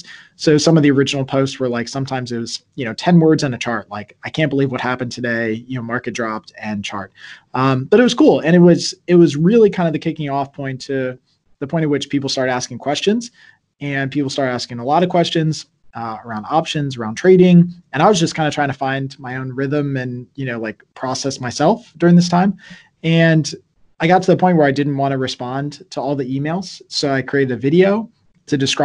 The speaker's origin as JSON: {"language": "English", "region": "Virginia", "country": "United States", "also_born_or_lived": "New York", "moved": "as an adult", "lives_now": "Pennsylvania, United States", "said": "I was originally from Virginia"}